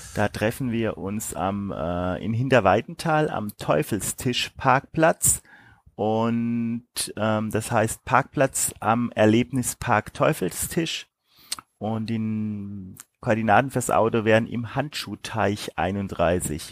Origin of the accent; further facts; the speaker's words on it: Rhineland-Palatinate, Germany; Da sagt man bei uns in der Pfalz Weiher dazu